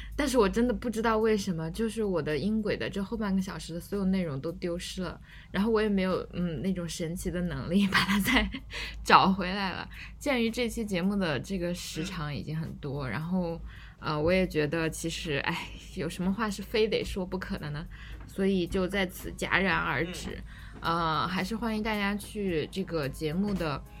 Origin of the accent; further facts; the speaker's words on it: China; 我们中国人